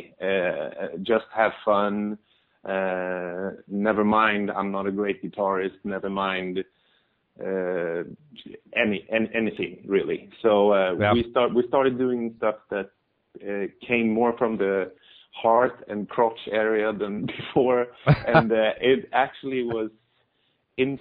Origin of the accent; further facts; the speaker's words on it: Sweden; We're Swedish